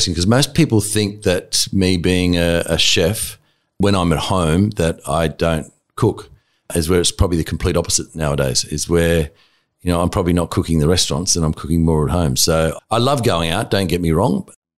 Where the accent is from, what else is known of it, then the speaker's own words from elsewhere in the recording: Blacktown, New South Wales, Australia; also born or lived in Tamworth / Wyong / Badgerys Creek; We ended up in Seven Hills, Blacktown. Mm. And that's where I sort of did my later years of school, actually early years of school too, from I think about fourth class all the way through till year 10.